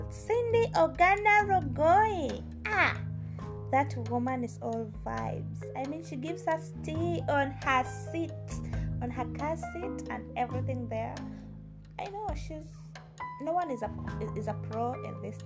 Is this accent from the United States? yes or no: no; Kenya; I'm not British, I'm Kenyan, with some ties in Uganda